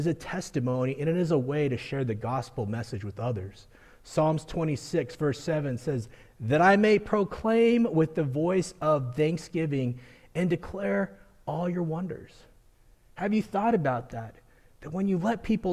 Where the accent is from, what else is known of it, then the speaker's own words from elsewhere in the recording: Colorado, United States; growing up in Colorado, I've experienced a blizzard one day and sunny weather the next